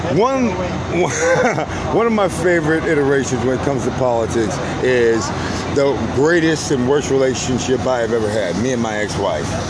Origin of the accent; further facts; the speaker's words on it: Virginia Beach, Virginia, United States; moved away; i was born in Virginia Beach, Virginia. Tri- okay. Uh, went to Indian River High School.